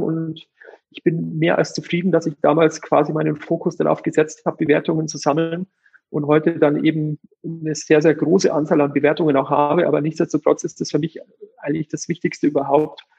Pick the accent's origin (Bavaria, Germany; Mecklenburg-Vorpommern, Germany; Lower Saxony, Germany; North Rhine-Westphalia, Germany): Bavaria, Germany; Eichstätt; also born or lived in Munich; ich komme gebürtig aus der Region von Ingolstadt, aus Eichstätt. Das ist fast der Mittelpunkt von Bayern